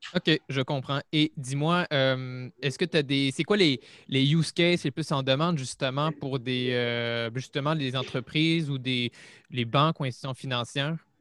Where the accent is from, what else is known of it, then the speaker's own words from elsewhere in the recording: Montreal, Quebec, Canada; je suis, de Montréal